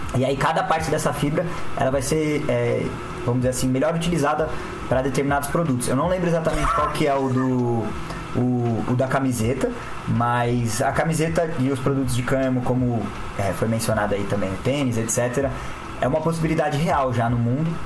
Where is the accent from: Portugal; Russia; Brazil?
Brazil; São Paulo; sou de São Paulo também